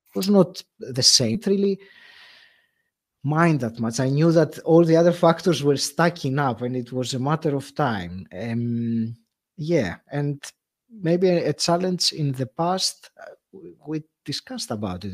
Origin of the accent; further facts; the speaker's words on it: Greece; moved away as an adult; now in United Kingdom; when I moved from Greece, which is my home country, yeah. to to the UK